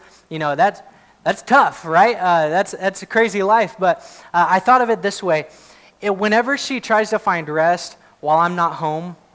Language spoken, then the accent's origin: English; United States; I'm glad to be an American. I really am. I love that I get to live in this country